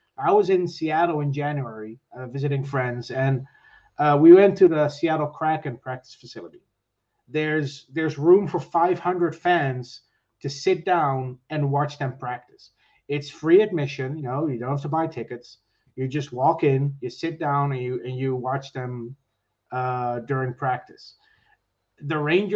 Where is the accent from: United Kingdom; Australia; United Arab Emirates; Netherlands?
Netherlands; moved away as an adult; now in Ireland; I'm from the Netherlands, so my family still lives there. I now live in Ireland.